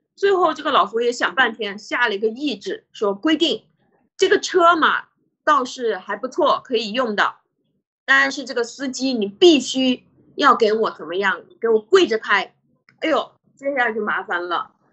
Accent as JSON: {"language": "Chinese", "country": "China", "said": "我们中国人"}